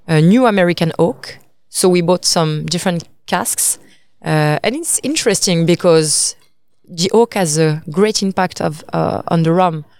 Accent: Paris, Île-de-France, France; also born or lived in Italy; I'm French. I come from Paris

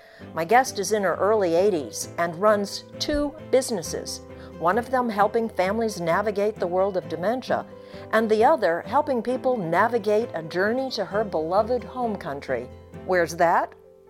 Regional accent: Maine, United States; my home state of Maine

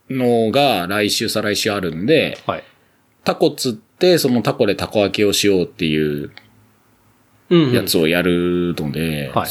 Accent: Kawasaki, Kanagawa, Japan; now in Yokohama, Japan; もともと地元は川崎生まれ、

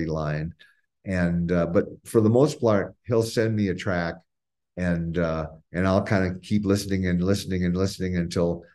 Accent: Scottsdale, Arizona, United States; I grew up in Arizona. I lived in Scottsdale

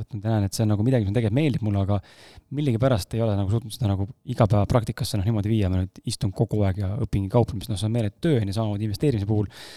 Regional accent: Estonia

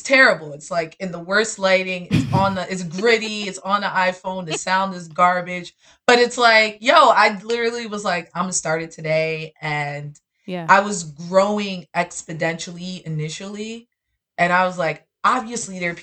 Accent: New York City, New York, United States; I'm actually from up top. Yeah, I lived in Bronx and Harlem when I was younger, and now I'm full on Brooklyn

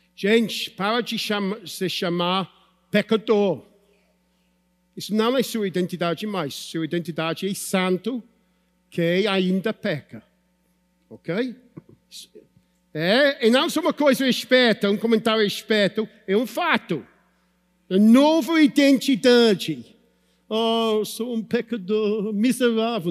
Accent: United Kingdom; Portuguese is a second language; moved away; Sou britânico

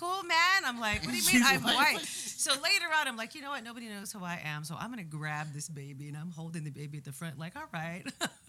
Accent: United States; I'm like, I'm fucking American.

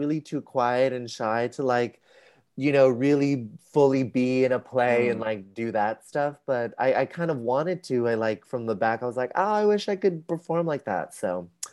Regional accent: San Rafael, California, United States; moved away; I'm from San Rafael. It's a suburb, a city outside of San Francisco.

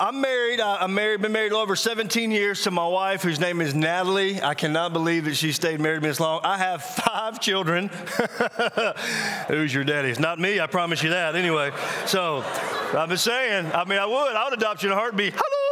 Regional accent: Mississippi, United States; now in South Carolina, United States; I'm actually from, I live in South Carolina now, but I'm actually from Mississippi.

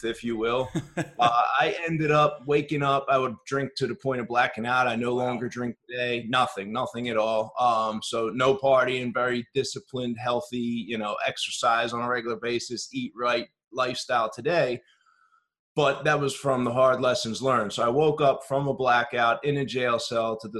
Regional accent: Philadelphia, Pennsylvania, United States; now in Chicago, United States; I'm originally from Philadelphia

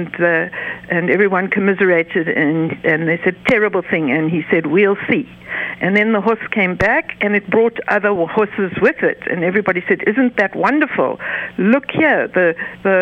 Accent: the South, United States; now in Cincinnati, United States; I'm from the South

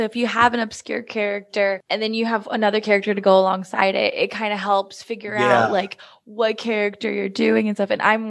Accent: the South, United States; and I'm the way I am, and I'm from the South.

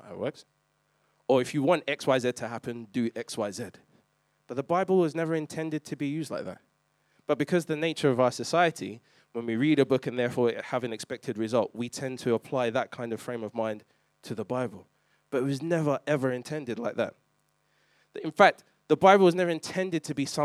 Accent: London, United Kingdom; I grew up in East London

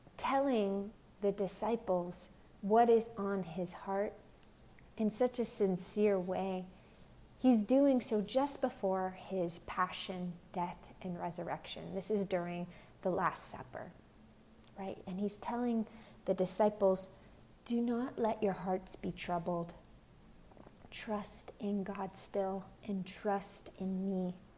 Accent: Pennsylvania, United States; now in Long Beach, United States; I'm originally from Pennsylvania. I'm currently here in Long Beach, California.

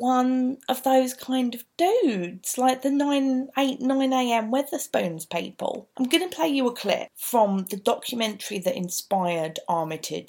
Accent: London, United Kingdom; accent: East End; I've got naturally quite an East End because my dad is a genuine Cockney

